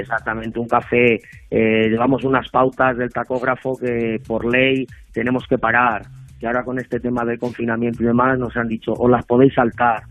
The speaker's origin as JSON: {"language": "Spanish", "town": "Salamanca", "region": "Castile and León", "country": "Spain", "said": "soy, soy de Salamanca, ambas cosas. Soy de Salamanca"}